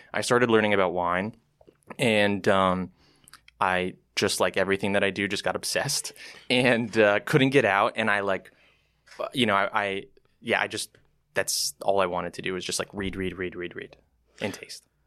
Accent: Canada; moved away as an adult; also born or lived in Toronto / San Francisco; as a Canadian

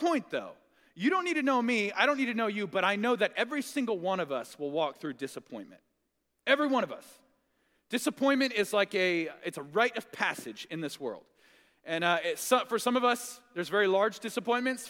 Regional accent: Tulsa, Oklahoma, United States; I grew up in Tulsa

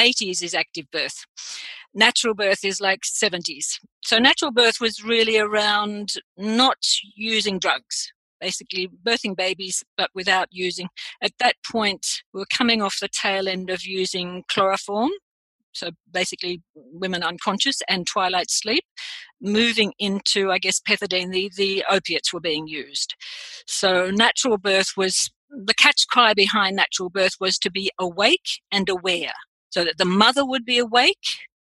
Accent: Australia; also born or lived in London; I am Australian

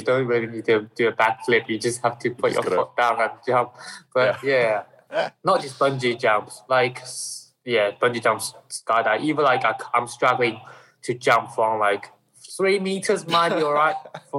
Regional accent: Shanghai, China; English is a second language; But where I'm coming from Shanghai area.

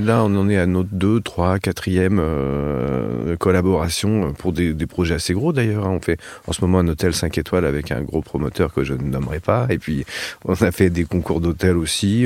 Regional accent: France; nous, en tant que Français

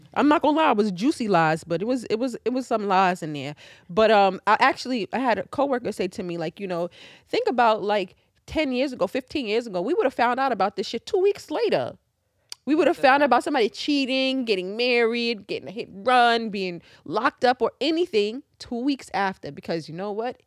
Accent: New York City, New York, United States; I'm fucking from Queens

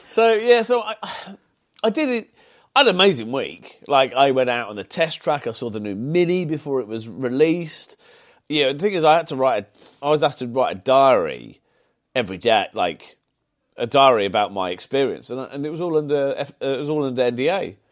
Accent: Solihull, West Midlands, United Kingdom; accent: Brummie; also born or lived in Birmingham / Sutton Coldfield; being grown up in, in kind of Solihull

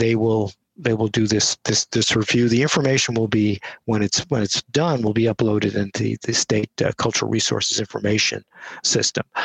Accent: New York City, New York, United States; also born or lived in Buffalo, New York; now in Voorheesville, United States; I did grow up in Queens

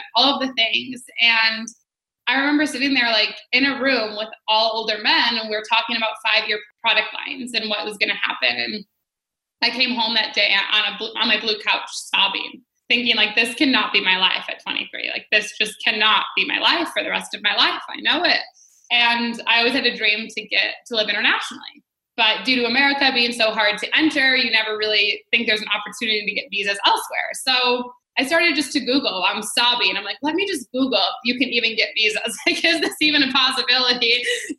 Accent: Detroit, Michigan, United States; moved away as an adult; now in New Zealand; I grew up in Detroit, Michigan, in the USA

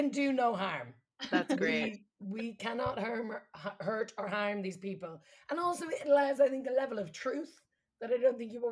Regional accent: Southampton, South East England, United Kingdom

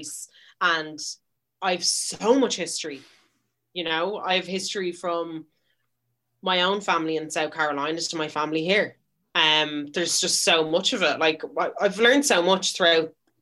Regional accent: Dublin, Leinster, Ireland; I'm Irish. I was literally born in the Rotunda.

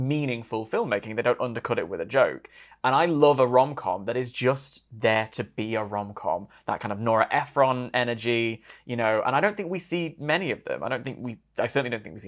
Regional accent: United Kingdom

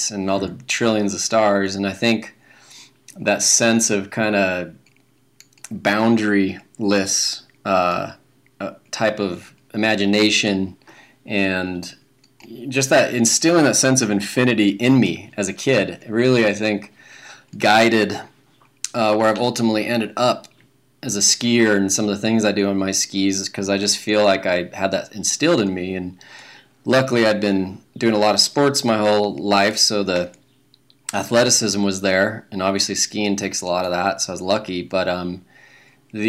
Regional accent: Salt Lake City, Utah, United States; born and raised in Salt Lake City. I grew up in the Avenues

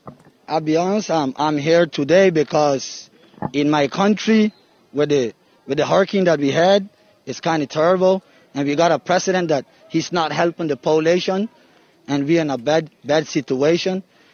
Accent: Roatán, Bay Islands, Honduras; moved away as an adult; I'm from Roatan. Born and raised, islander, and that's where I will live.

